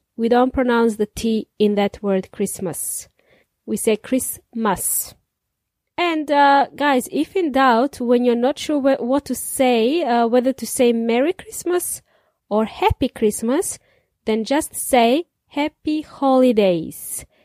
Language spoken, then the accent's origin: English; Serbia; now in New Zealand; In Serbia, we celebrated it in the snow. con nieve. As kids, I remember we played in the snow